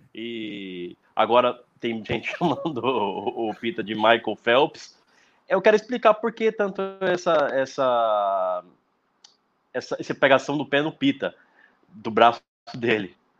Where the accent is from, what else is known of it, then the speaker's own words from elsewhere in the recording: Brazil; Eu não sou do Zona Leste, eu sou do litoral